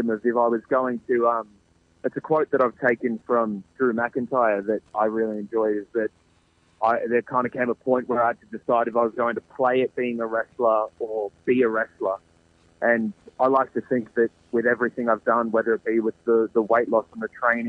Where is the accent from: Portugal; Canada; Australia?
Australia; Geelong, Victoria; it's my hometown. It's where I live